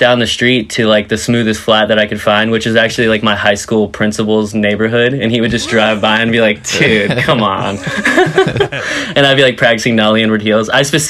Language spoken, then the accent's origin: English; Vero Beach, Florida, United States; I'm originally from Vero Beach, Florida.